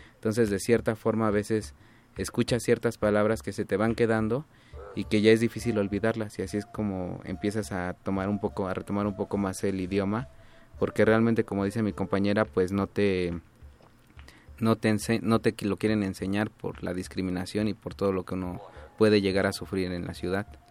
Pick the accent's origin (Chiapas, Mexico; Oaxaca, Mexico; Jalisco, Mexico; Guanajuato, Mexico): Oaxaca, Mexico; Gonagash; yo soy de Gonagash, que significa barro anaranjado